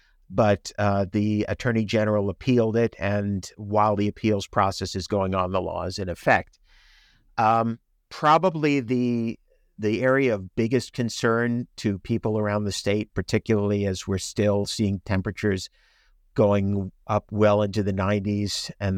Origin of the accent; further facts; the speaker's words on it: Long Island, New York, United States; moved away as an adult; also born or lived in Chicago / North Carolina / Washington, D.C. area; now in Houston, United States; I grew up on Long Island.